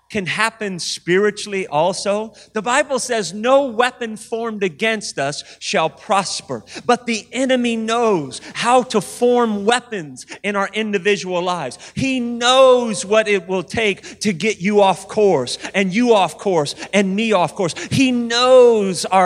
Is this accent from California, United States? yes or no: yes; Sacramento, California, United States; I was raised in Sacramento, and as a little boy, I wasn't raised in church.